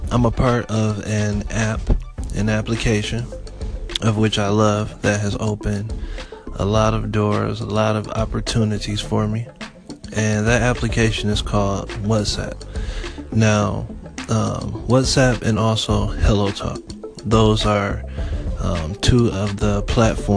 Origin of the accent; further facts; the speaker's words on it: Detroit, Michigan, United States; also born or lived in Florida; I'm from Detroit, Michigan